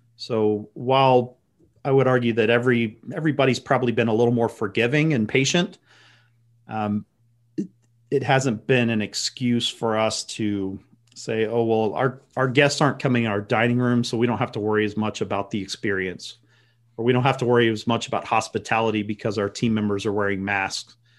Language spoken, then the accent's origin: English; Austin, Texas, United States; growing up in Austin, Texas